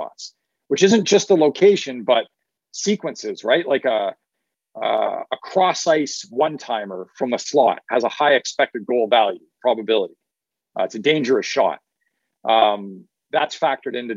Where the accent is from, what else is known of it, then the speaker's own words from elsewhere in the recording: Ottawa Valley, Ontario, Canada; I come from the Ottawa Valley and up in Canada. And that's just like, you know, part of how us country folk out there talk.